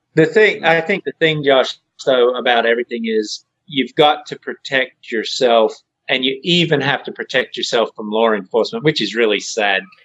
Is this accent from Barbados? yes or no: no; Australia; moved away as an adult; now in United States; when I grew up in Australia